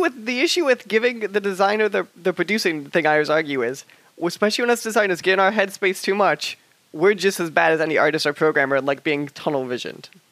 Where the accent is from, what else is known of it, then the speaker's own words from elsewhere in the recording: United States; I come from the United States